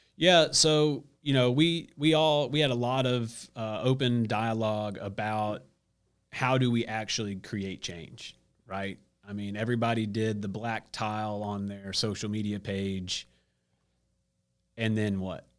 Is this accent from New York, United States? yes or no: no; Stone Mountain, Georgia, United States; moved away as an adult; also born or lived in Gastonia, North Carolina; So I'm from Stone Mountain